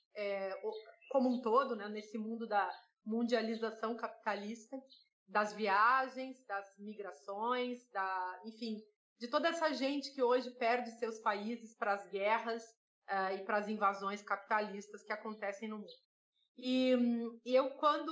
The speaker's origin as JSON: {"language": "Portuguese", "region": "South Region", "country": "Brazil", "tie": "born or raised there", "moved": "yes", "said": "eu venho do Sul"}